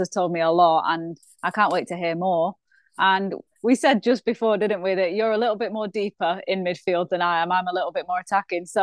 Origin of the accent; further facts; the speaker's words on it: Afghanistan; now in New Jersey, United States; my home country